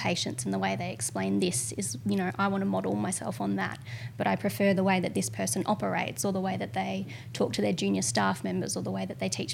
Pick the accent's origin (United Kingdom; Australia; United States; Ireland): Australia; Albury, New South Wales; moved away as an adult; now in Bendigo, Australia; I grew up in regional New South Wales, just on the border of Victoria in Albury